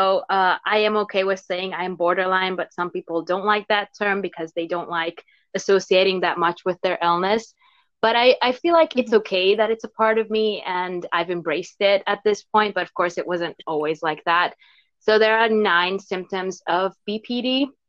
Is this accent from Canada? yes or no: no; Hungary; first language Hungarian; English is a second language; There is like no literal translation for it in Hungarian, which is my native language.